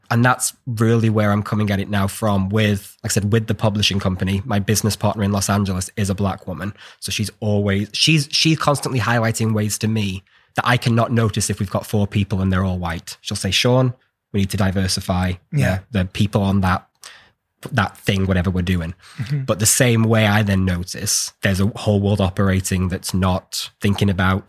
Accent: United Kingdom; I'm just British.

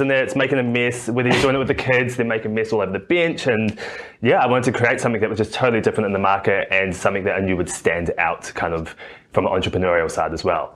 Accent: New Zealand; now in Australia; I'm a Kiwi. You can might hear my accent

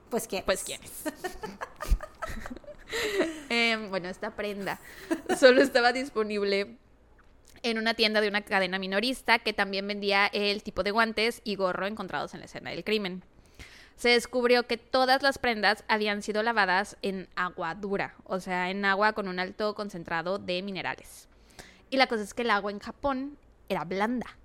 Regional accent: Mexico; Tal vez porque soy mexicana.

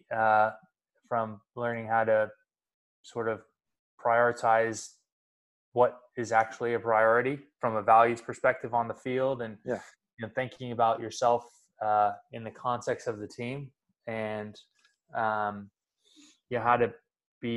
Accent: Sacramento, California, United States; We're both from Sacramento. We both went to Jesuit, both went to Cal

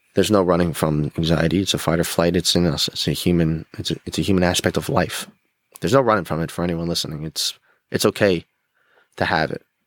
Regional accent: Rockland County, New York, United States; I grew up in Rockland County, New York.

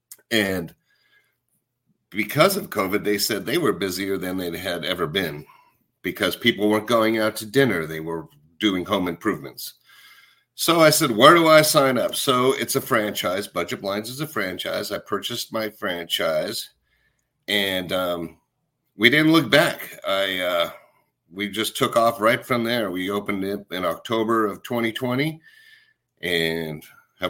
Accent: Colorado, United States; also born or lived in Texas; now in Florida, United States; I grew up in Colorado

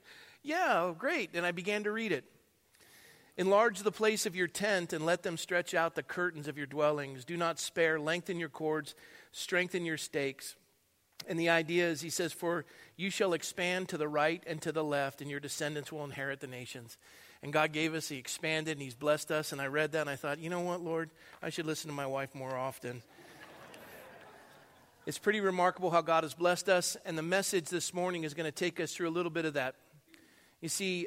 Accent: Coronado, California, United States; also born or lived in San Jose, California; now in Thousand Oaks, United States; I was born and raised in Coronado.

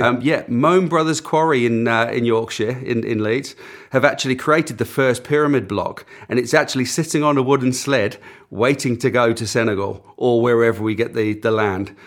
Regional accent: Auckland, New Zealand; moved away as an adult; also born or lived in north of England; now in England, United Kingdom; growing up, we grew up on the outskirts of Auckland

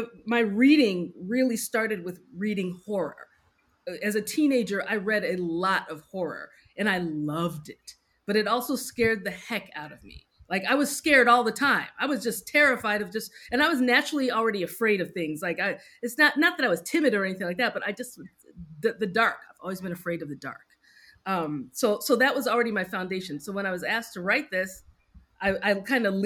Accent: United States; especially as a Nigerian American

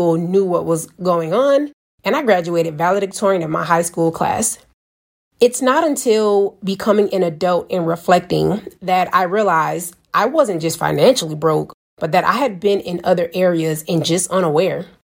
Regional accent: Savannah, Georgia, United States; moved away as an adult; now in Kazakhstan; I'm from Savannah, Georgia, and in the environment and surroundings I grew up

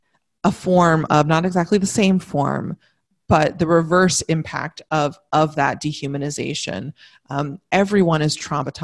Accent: United States

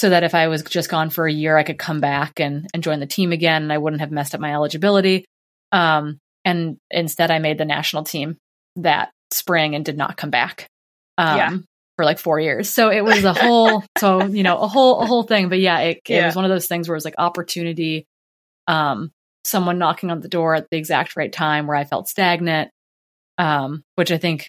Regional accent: Midwest, United States; growing up in the Midwest, our conference to race was like, you know, the closest school is 30 miles away.

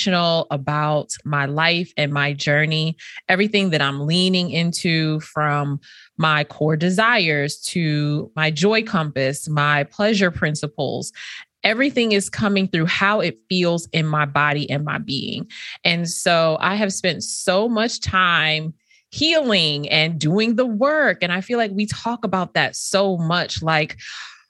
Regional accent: Northeast, United States; my experience growing up in the Northeast as a first generation Caribbean American eldest daughter

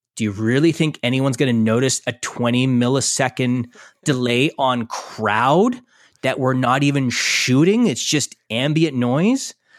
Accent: Canada; we're all Canadian

